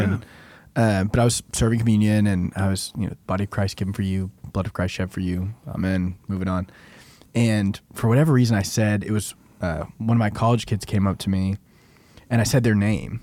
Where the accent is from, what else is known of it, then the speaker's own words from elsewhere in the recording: Arlington, Texas, United States; I grew up some in Arlington.